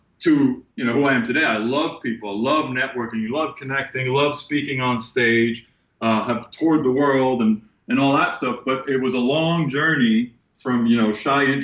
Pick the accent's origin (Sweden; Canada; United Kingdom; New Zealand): Sweden; moved away as an adult; now in United States; born and raised in Sweden